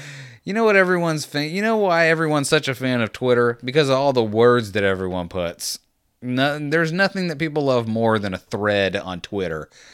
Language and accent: English; United States; I'm American